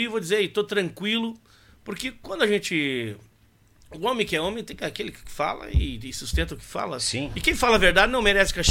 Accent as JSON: {"language": "Portuguese", "town": "Coronel Vivida", "region": "Paraná", "country": "Brazil", "tie": "born there", "said": "eu sou nascido em Coronel Vivida, no Paraná"}